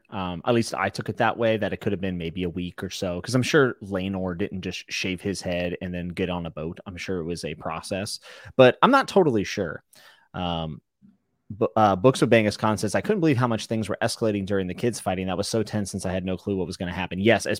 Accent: West Virginia, United States; I'm from West Virginia. I can say that. I used to live there.

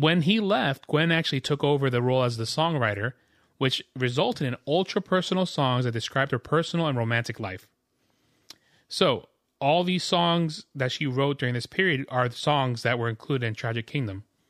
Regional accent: New York, United States; moved away; also born or lived in Jamaica; I'm from New York, too

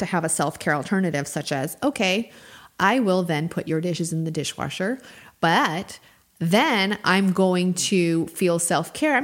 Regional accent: New Mexico, United States; now in Georgia, United States; I'm from New Mexico

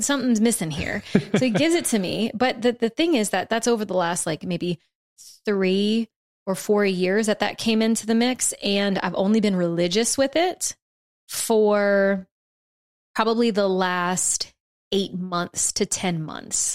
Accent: South Louisiana, United States; now in Texas, United States; growing up in South Louisiana

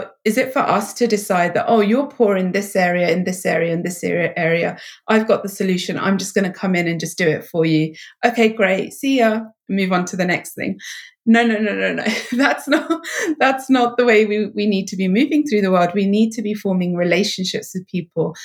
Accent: England, United Kingdom; my home country of England

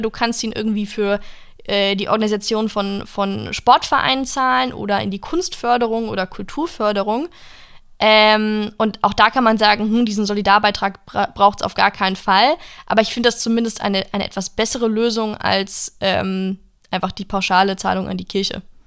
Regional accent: United States; now in Germany; in meiner Heimat in den USA

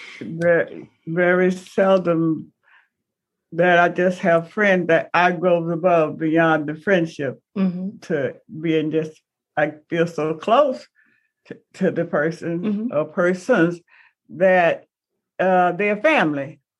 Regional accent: the South, United States; growing up in the South

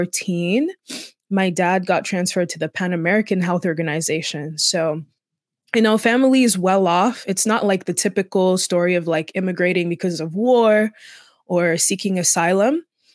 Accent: Equatorial Guinea; Equatorial Guinea. I'm from Equatorial Guinea. That's the only African country that has Spanish as an official language.

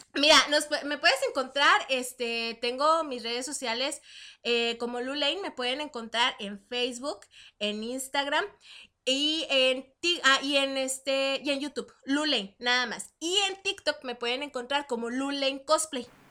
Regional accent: Chihuahua, Mexico; moved away as an adult; yo soy de Chihuahua, este, ciudad, ciudad capital

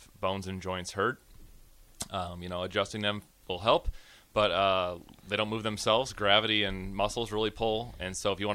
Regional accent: Gretna, Nebraska, United States; I'm a local kid. So I grew up in Gretna

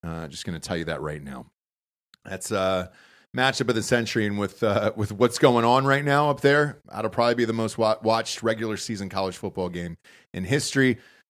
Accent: Georgia, United States; I don't know what we call ourselves there. I never fucking cared. I just said I'm from Georgia.

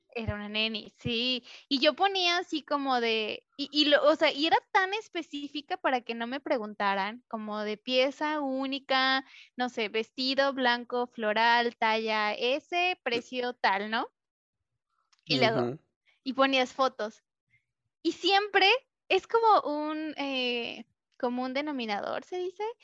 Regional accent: Mexico; yo soy mexicana

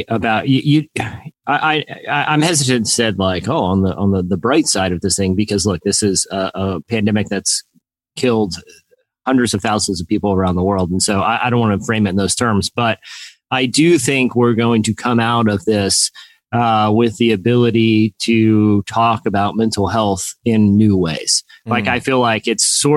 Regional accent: Norfolk, Virginia, United States; I was born in Norfolk and I live in Virginia

